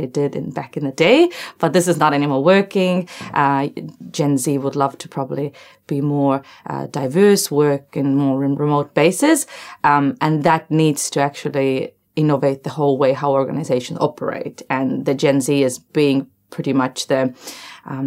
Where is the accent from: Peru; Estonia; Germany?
Estonia; now in Wellington, New Zealand; I'm from Estonia